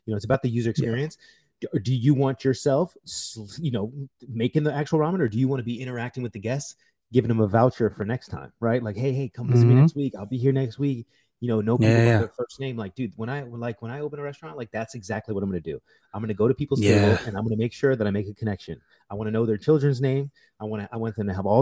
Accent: United States; I am American

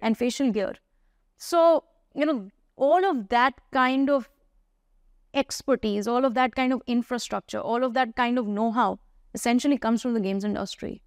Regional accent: India; I grew up in India

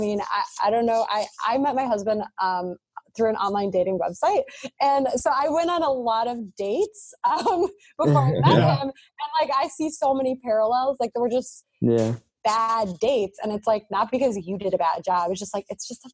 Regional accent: Midwest, United States; I'm born and raised in the Midwest

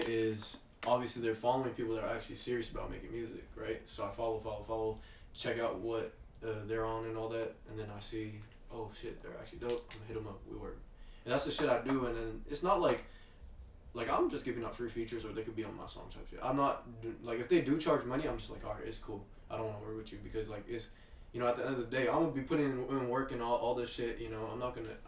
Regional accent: Kent, Washington, United States; we're all from Kent

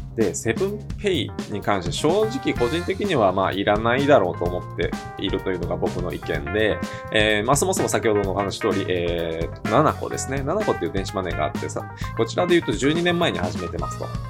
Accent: Hyogo, Japan; 私の出身が兵庫県

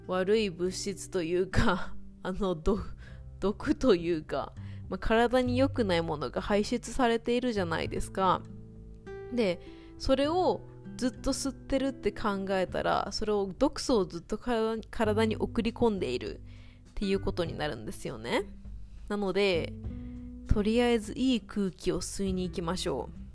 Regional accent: Kobe, Hyogo, Japan; 私神戸出身なんですけど

